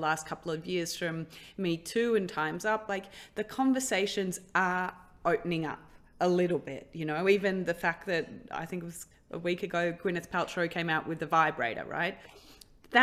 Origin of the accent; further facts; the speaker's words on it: Australia; I grew up in Australia